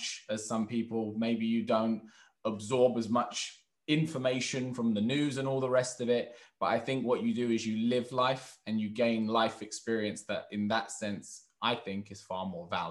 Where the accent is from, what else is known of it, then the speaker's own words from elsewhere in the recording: London, United Kingdom; I'm very much in London, where it's very diverse where I am. Like my school that I went to, I was the odd one out as the white guy. So it was, I was raised in actually a more black community in terms of my local area. My family's Turkish